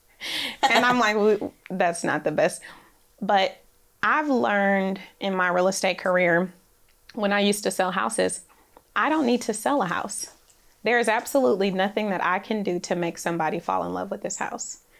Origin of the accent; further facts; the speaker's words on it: Oakland, California, United States; now in Nashville, United States; I grew up in Oakland, California